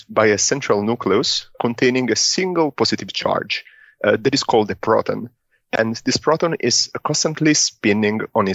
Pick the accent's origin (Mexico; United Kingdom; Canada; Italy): Italy; moved away; I'm from Italy.